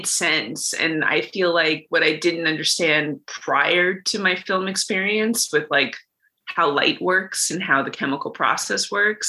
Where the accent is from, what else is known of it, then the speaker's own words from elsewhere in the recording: Los Angeles, California, United States; moved away as an adult; also born or lived in Ithaca, New York; I grew up in Los Angeles, California